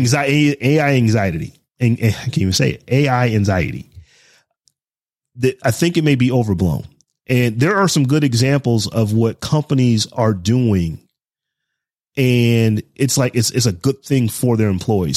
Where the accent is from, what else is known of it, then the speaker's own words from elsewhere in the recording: Midwest, United States; I grew up in the Midwest